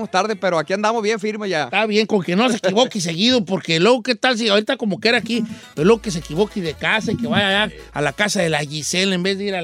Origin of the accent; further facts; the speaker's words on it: Culiacán, Sinaloa, Mexico; Somos de Culiacán, Sinaloa.